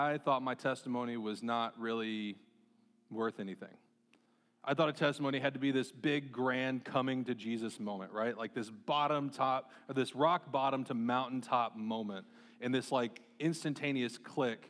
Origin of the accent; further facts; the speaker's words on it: Marshalltown, Iowa, United States; growing up in Marshtown, Iowa